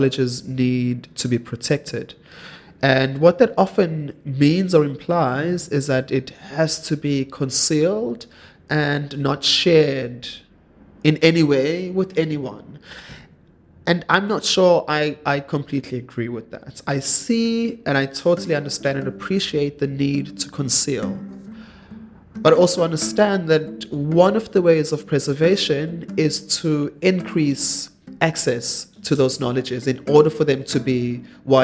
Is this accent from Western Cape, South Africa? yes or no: no; Durban, KwaZulu-Natal, South Africa; I grew up in Durban, and during school holidays, I'd go over to Umsinga